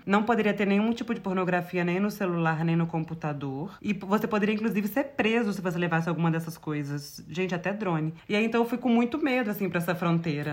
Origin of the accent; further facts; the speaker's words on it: Brazil; eu sou do Brasil e eu sou de uma cultura diferente.